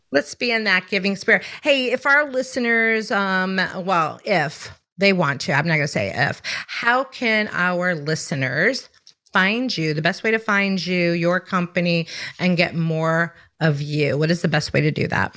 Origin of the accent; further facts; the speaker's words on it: Chicago, Illinois, United States; now in South Carolina, United States; I'm born and raised in Chicago